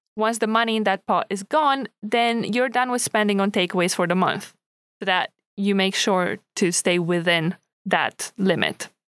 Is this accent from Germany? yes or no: no; Romania; now in United Kingdom; not from the U K, um, so I didn't grow up here. And I'm from Romania